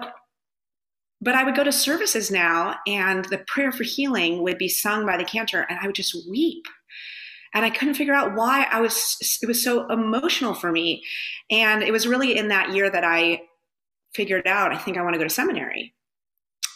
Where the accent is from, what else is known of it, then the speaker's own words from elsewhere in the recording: Southern California, United States; I grew up in Southern California.